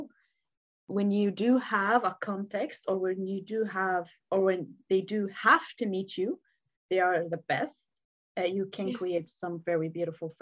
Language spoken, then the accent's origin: English; Lebanon; also born or lived in Syria; now in United Kingdom; it was in my hometown. It was in Lebanon